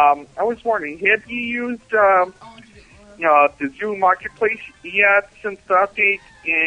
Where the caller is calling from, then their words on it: Buffalo, New York, United States; I'm calling for Buffalo.